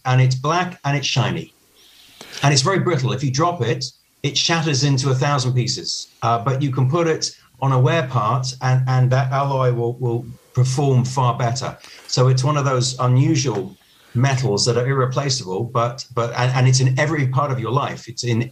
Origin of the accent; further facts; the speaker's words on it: United Kingdom; now in Spain; I'm originally from the United Kingdom